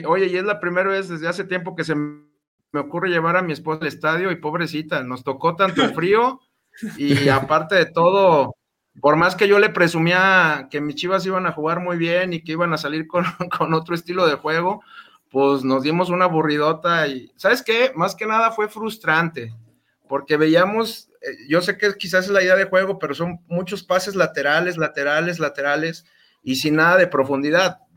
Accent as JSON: {"language": "Spanish", "region": "Aguascalientes", "country": "Mexico", "said": "yo soy de Aguascalientes"}